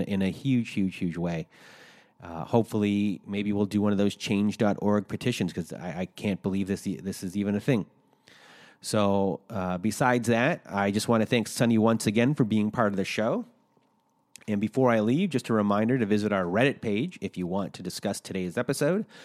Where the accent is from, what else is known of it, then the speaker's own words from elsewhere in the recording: Canada; accent: Canadian; in Canada, I found out, my home country